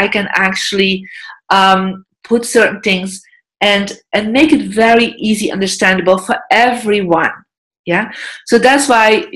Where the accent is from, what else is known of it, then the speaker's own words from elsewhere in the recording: Belgium; moved away as an adult; also born or lived in United States; I'm from Belgium. I'm European. I lived for more than 10 years in America. I live back in Europe